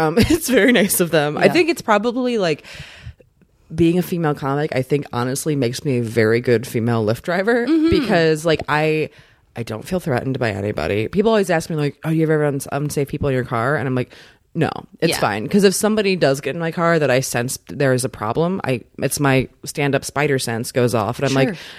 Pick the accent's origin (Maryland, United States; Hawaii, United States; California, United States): Maryland, United States; Kind of smack dab, like right by Annapolis, kind of right between Baltimore and DC.